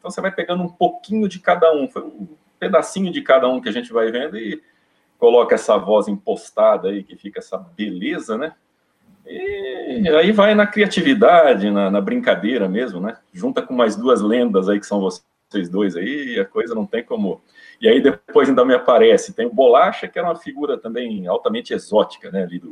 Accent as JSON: {"language": "Portuguese", "town": "Osvaldo Cruz", "region": "São Paulo", "country": "Brazil", "tie": "born or raised there", "also_born_or_lived": "Amapá", "moved": "yes", "said": "ficar um tempo ali em Oswaldo Cruz, voltar para minha terra natal"}